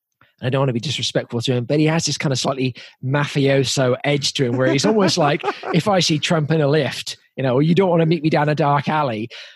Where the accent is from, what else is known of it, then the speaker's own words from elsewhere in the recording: England, United Kingdom; growing up in England, there's this just iconic voices, right?